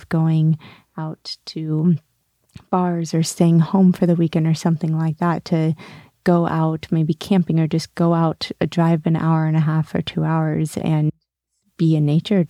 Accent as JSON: {"language": "English", "town": "Sonoma", "region": "California", "country": "United States", "tie": "born or raised there", "moved": "yes", "said": "Originally born in Sonoma, California"}